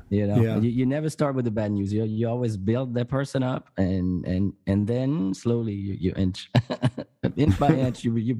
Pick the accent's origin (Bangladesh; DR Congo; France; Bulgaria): France; moved away; I'm from France